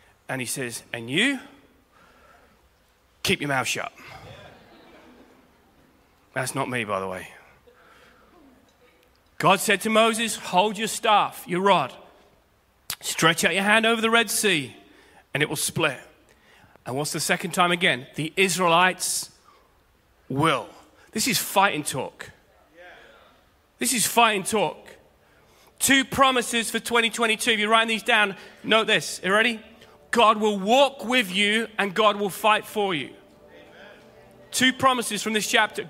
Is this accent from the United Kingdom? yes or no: yes; United Kingdom; as Brits, and I'm a Brit